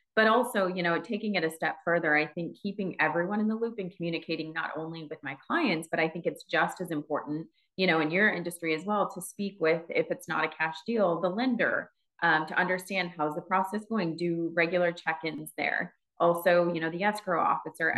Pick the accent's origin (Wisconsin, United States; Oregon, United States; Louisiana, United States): Wisconsin, United States; moved away as an adult; now in Phoenix, United States; I'm from Wisconsin originally